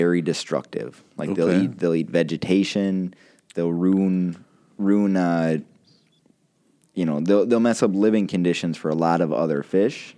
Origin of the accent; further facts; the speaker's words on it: Kiel, Wisconsin, United States; now in Waldo, United States; I grew up in Keele